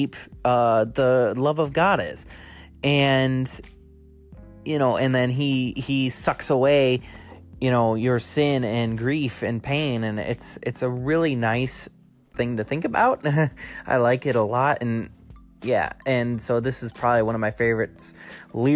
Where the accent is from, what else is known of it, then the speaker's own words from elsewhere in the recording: United States; as an American citizen